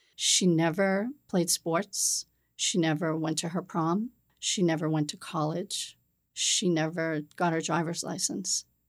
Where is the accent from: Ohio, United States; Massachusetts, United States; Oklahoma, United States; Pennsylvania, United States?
Massachusetts, United States; Peabody; now in South Shore, Massachusetts, United States; I grew up in the North Shore in Peabody, Massachusetts